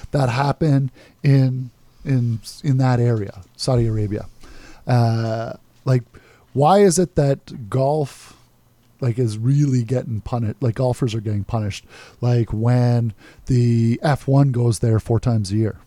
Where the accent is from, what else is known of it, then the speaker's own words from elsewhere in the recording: Canada; as a Canadian